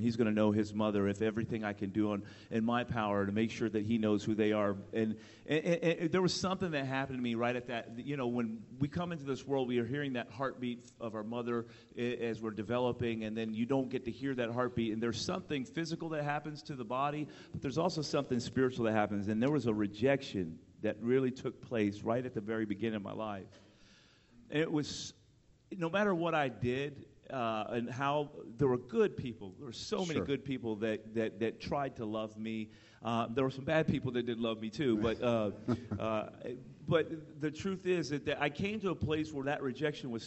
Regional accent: Miami, Florida, United States; I was born in Miami, Florida.

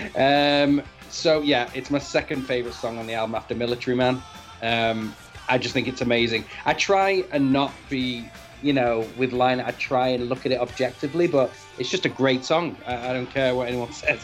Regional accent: Manchester, North West England, United Kingdom; I'm from Manchester, and you know, I grew up with the IRA bombings. Manchester was bombed.

